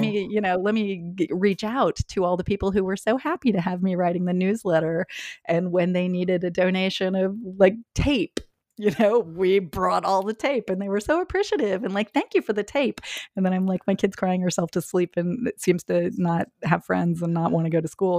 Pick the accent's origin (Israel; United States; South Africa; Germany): United States; Indiana; moved away; Growing up in Indiana